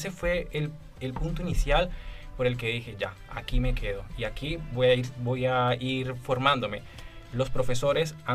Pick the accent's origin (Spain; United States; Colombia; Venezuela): Colombia; moved away as an adult; now in Chile; yo soy colombiano. Eh, yo llegué en el 2017